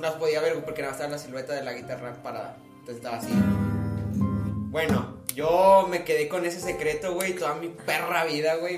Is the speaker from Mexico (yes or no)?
yes; Monterrey, Nuevo León, Mexico; soy de Monterrey